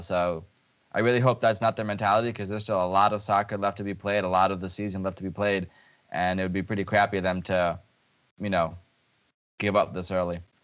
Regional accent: Lviv, Lviv Oblast, Ukraine; moved away; my hometown club

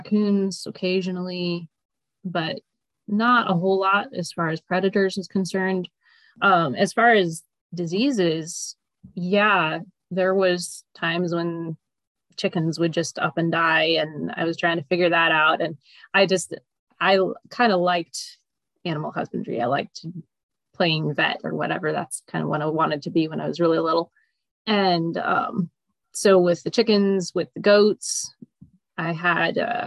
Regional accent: Willamette Valley, Oregon, United States; I grew up in the Willamette Valley of Oregon, so four and a half hours north of here

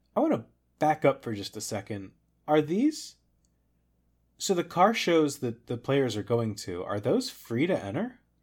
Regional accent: Florence, Kentucky, United States; Florence is also the name of my hometown

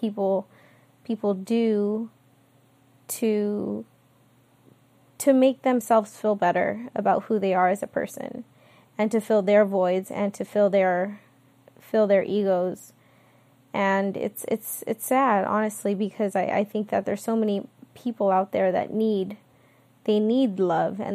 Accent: California, United States; born and raised in California

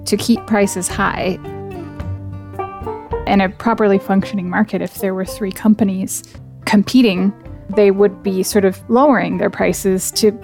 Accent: United States; now in United Kingdom; I grew up in the States

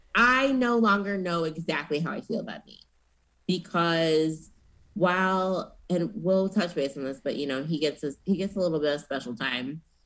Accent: Minnesota, United States; cool, we're both from Minnesota.

